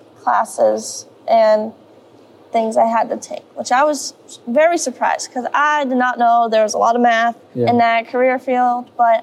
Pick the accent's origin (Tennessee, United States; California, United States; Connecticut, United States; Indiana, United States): California, United States; Hayfork; also born or lived in Paradise, California; I'm from Hayfork. Hayfork. I was born in Paradise, but then we moved to Hayfork.